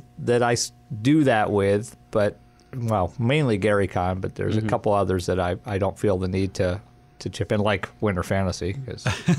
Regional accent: New Jersey, United States; moved away; I'm originally from New Jersey, so I get to hear people do the New Jersey accent all the time.

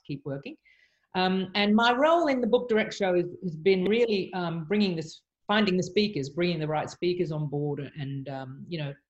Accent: Sydney, New South Wales, Australia; I'm actually from Sydney, Australia.

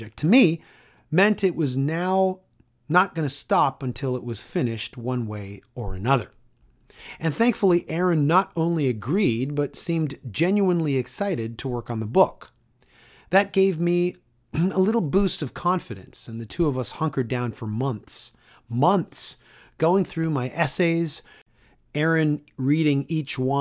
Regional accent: Toronto, Ontario, Canada; my hometown of Toronto

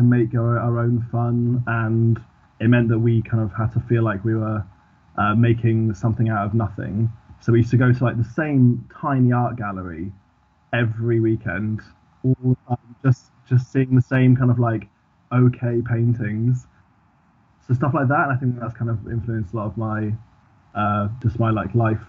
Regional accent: Swansea, Wales, United Kingdom; now in London, United Kingdom; So, I currently live in London in the UK. When I grew up in Swansea in South Wales. Swansea is, I don't have a Welsh accent. Apart from that, I'm like fully Welsh, but no one ever assumes that because...

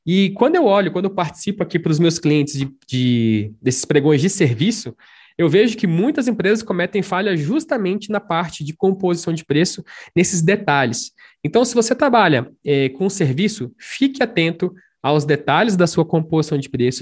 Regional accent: Brasília, Federal District, Brazil; Sou de Brasília.

